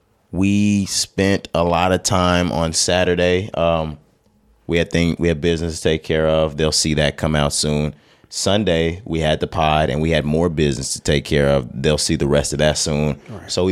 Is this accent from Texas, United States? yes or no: yes; Texas, United States; You know, we're from Texas. The listenership and the viewership knows this by now. But we're Texas boys.